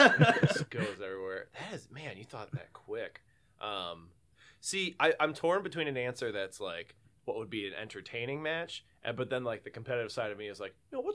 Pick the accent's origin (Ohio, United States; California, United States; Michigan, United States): Michigan, United States; Canton; So born and raised in Canton, Michigan, had a suburban childhood.